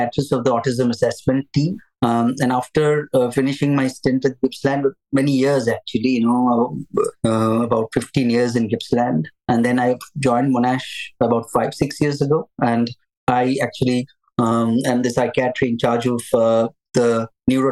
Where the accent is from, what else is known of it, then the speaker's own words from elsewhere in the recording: India; moved away; I'm from India. I trained to be a psychiatrist in India